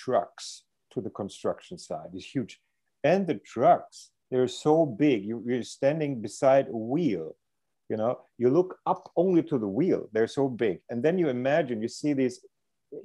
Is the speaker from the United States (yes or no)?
no; Germany; I grew up in Germany